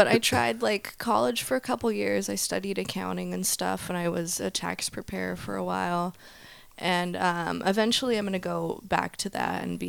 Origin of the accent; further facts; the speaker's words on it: Northern California, United States; now in Southern California, United States; I'm 22. I'm from Northern California.